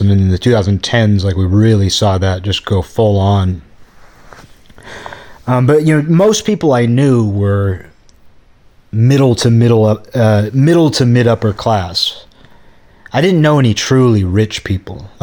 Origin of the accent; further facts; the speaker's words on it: Kirkland, Washington, United States; moved away; living in Kirkland, Washington, a suburb of Seattle